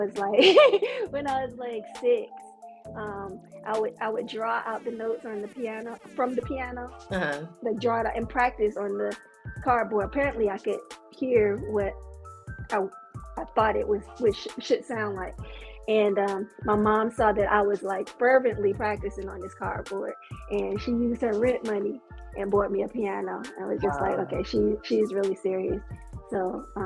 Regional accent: Virginia, United States; moved away; also born or lived in Georgia; I was born and raised in Virginia

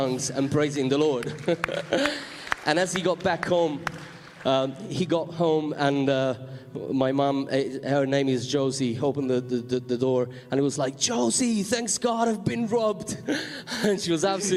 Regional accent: Sicily, Italy; moved away; I come from Sicily

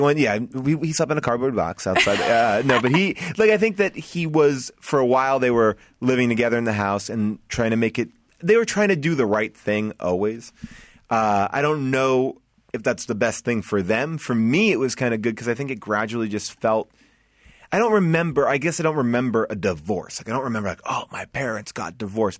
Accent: Long Island, New York, United States; I'm proud to be from Strong Island

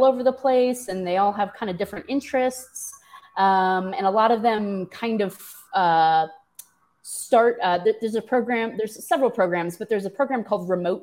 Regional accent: St. Louis, Missouri, United States; moved away; I am a classic Missourian. I grew up in St. Louis

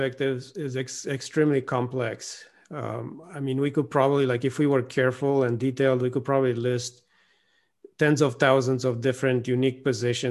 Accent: Romania; I'm from Romania

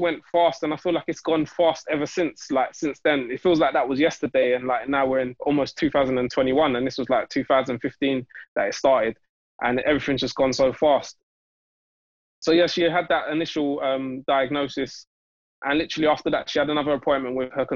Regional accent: London, United Kingdom; I'm from Newham. So our like local hospital and medical trust is all to do with Newham

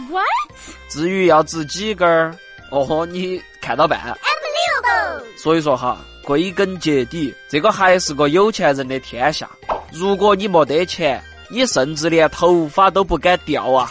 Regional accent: Chengdu, Sichuan, China; 我是成都土著少年

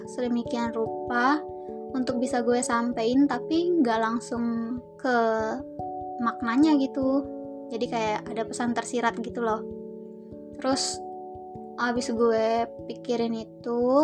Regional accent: Indonesia; gue orang Melayu hmm, bukan dari Malaysia gue asli orang Indonesia

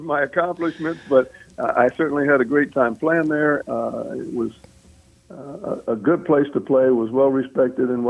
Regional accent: outside of Philadelphia, Pennsylvania, United States; I grew up outside of Philly, about 40 miles

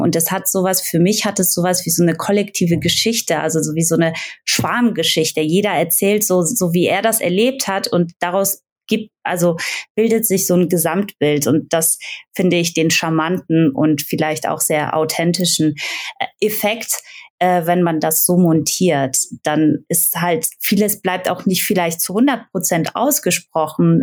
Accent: Aachen, North Rhine-Westphalia, Germany; now in Frankfurt, Germany; ich komme aus Aachen, also ich bin jetzt in Frankfurt, aber ich komme aus Aachen

